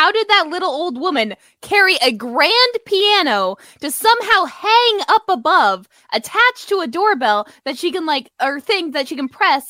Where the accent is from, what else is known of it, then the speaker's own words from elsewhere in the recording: Canada; as a Canadian